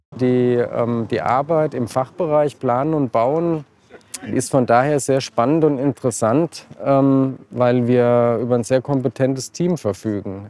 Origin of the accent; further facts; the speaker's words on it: Marburg, Hesse, Germany; Ich bin hier geboren und habe Gymnasium Martin-Luther-Schule Abitur gemacht